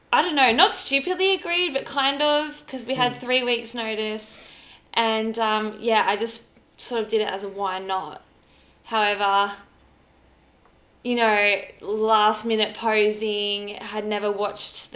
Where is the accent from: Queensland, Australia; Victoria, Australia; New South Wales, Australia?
Victoria, Australia; Mansfield; now in Torquay, Australia; I grew up in Mansfield. I now live in Torquay.